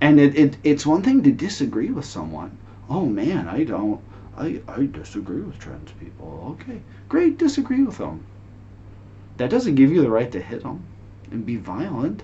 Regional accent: Northern California, United States; moved away as an adult; now in Shenzhen, China; I'm American. I'm from America. I was born in Northern California.

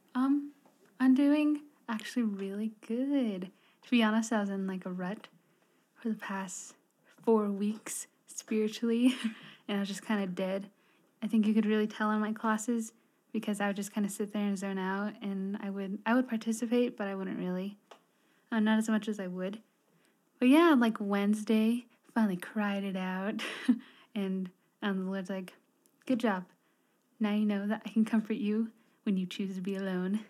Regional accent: Red Springs, New Mexico, United States; I'm from Red Springs, New Mexico. If you don't know where that is, it's south of Gallup, New Mexico.

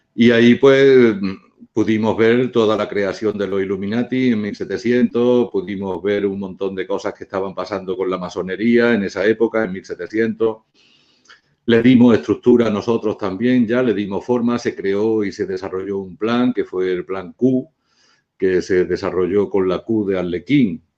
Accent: Spain; yo soy español

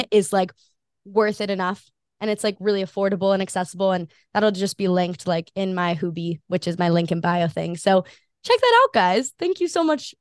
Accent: Hawaii, United States; I'm born and raised in Hawaii

